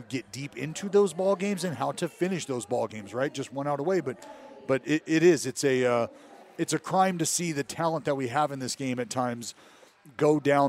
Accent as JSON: {"language": "English", "town": "Stockton", "region": "California", "country": "United States", "tie": "born or raised there", "also_born_or_lived": "Sacramento / Oakland", "said": "growing up in Stockton, going to junior college in Sacramento, eventually making my way back to Oakland"}